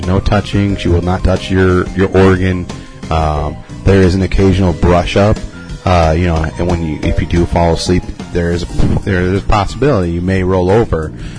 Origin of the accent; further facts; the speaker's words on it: Minneapolis, Minnesota, United States; Yeah, no, sir. I'm from Minneapolis.